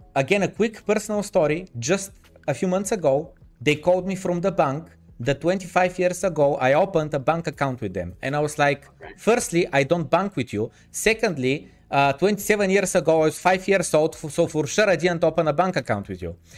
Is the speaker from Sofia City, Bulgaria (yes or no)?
no; Varna, Varna Province, Bulgaria; the city that I'm from Varna